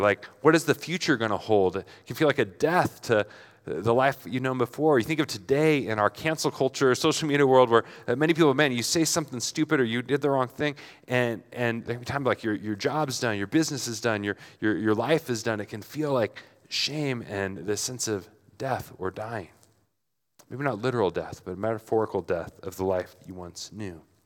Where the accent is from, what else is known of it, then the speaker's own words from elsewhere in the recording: Portland, United States; I'm in Flagstaff and I'm from Portland